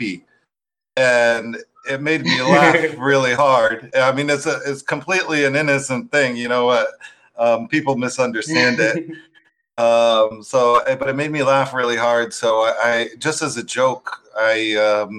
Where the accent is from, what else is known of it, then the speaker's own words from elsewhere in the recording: United States; moved away as an adult; also born or lived in Turkey; I'm from America, but I was teaching abroad in different countries